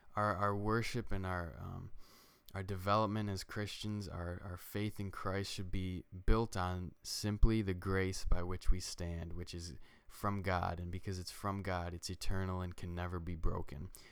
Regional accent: New York, United States; We're from New York.

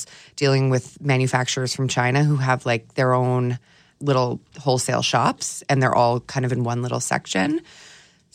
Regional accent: Edmonton, Alberta, Canada; moved away; also born or lived in Toronto / Vancouver; I'm originally from Edmonton, so I didn't want to move back to Edmonton

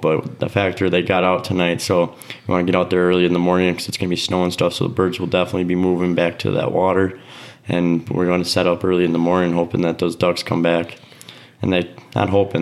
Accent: Oconomowoc, Wisconsin, United States; my hometown Oconomowoc.

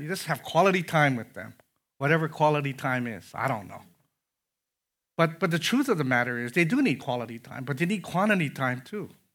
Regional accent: Conway, Illinois, United States; I had a neighbor growing up in Conway, Illinois

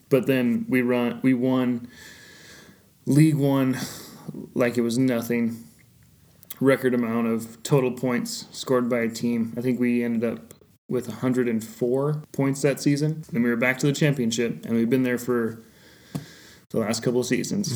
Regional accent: United States; as an American fan

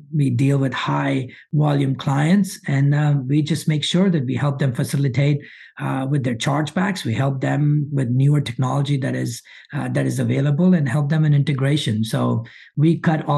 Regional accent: Monroe, Louisiana, United States; English is a second language; I moved to this country at age of 12. Might not sound like it, but I grew up in Monroe, Louisiana

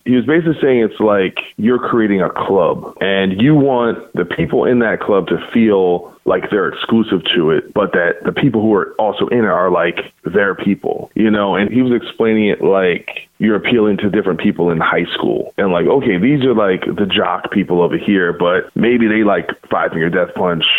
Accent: New Jersey, United States; I'm from New Jersey

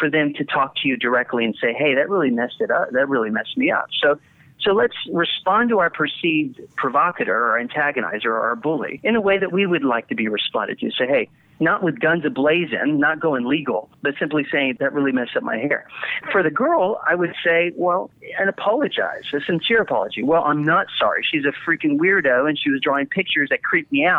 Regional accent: Littleton, Colorado, United States; I'm from Littleton, Colorado, where the Columbine shooting happened

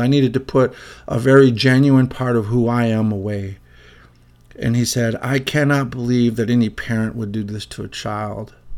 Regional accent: Illinois, United States; also born or lived in Chicago; I'm from Illinois

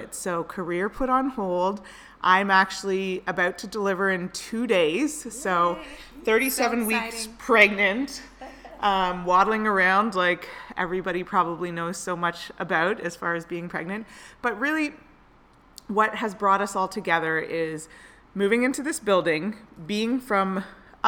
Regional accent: Toronto, Ontario, Canada; moved away as an adult; now in San Jose, United States; I moved here 3 years ago from Toronto, Canada. My husband got a job here in tech, and then I got a job as well in tech, which was a little bit difficult considering I'm Canadian

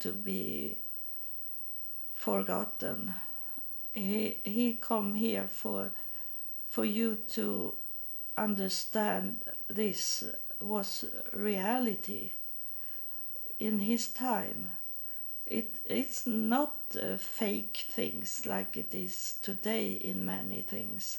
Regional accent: Sweden; English is a second language; I'm coming from Sweden

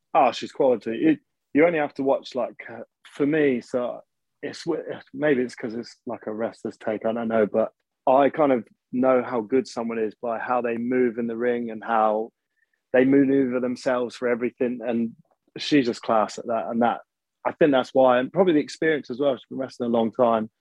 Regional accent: Birmingham, West Midlands, United Kingdom; I'm actually from Birmingham

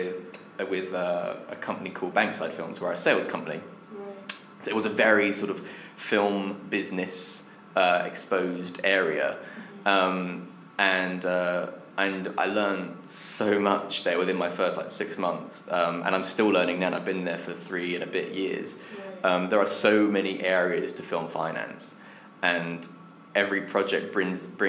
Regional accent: Essex, East of England, United Kingdom; now in London, United Kingdom; my hometown back in Essex

